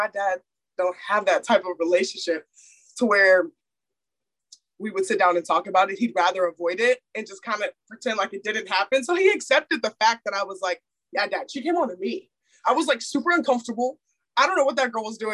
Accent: Houston, Texas, United States; moved away as an adult; my hometown in Houston

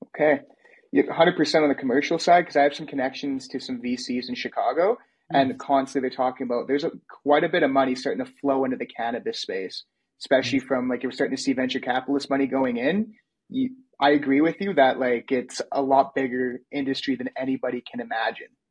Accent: Canada; I'm Canadian

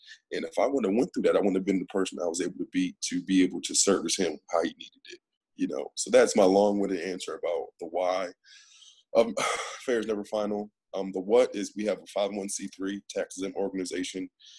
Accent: Peoria, Illinois, United States; moved away as an adult; now in Duncanville, United States; my hometown, Peoria.

